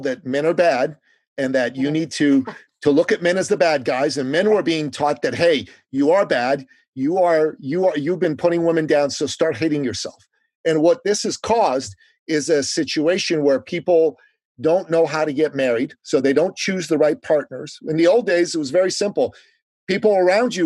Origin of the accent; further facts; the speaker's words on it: Iran; now in United States; I'm an immigrant from the Middle East, from Iran